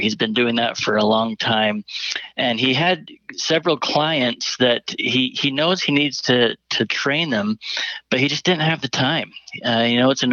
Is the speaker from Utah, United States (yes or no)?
yes; Davis County, Utah, United States; we grew up in Davis County, spent the majority of my life there